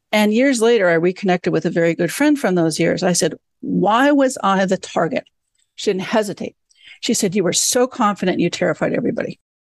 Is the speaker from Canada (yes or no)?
yes; Canada; moved away; I grew up in Canada